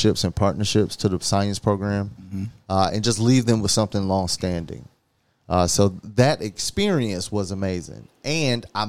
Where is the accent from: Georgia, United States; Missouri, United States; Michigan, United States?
Georgia, United States; Atlanta; moved away as an adult; also born or lived in New York; Keenan and I grew up together in Atlanta